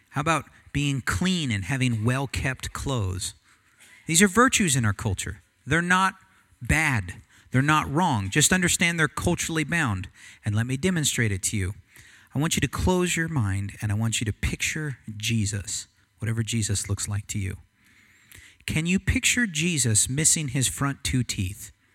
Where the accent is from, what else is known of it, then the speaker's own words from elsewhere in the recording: United States; I'm American